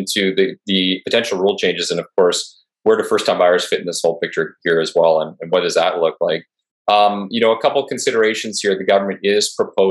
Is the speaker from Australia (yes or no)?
no; Canada; I'm Canadian